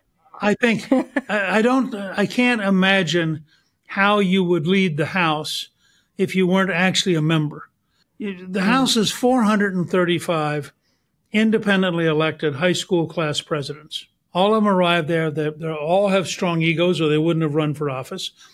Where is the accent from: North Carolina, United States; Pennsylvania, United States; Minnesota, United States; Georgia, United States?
Georgia, United States; I'm from Georgia